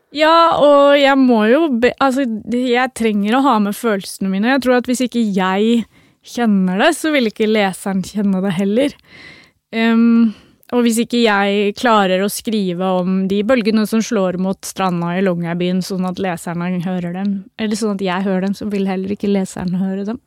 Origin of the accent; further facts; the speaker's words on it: Oslo, Norway; Jeg har uh, vokst opp eh, midt i byen, eh, på Bislett. Midt mellom øst og vest i Oslo